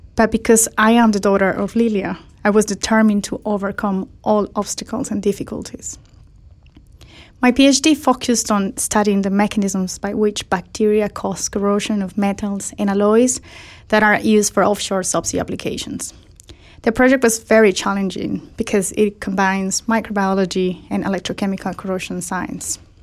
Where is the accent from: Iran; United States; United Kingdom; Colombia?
Colombia; in my home country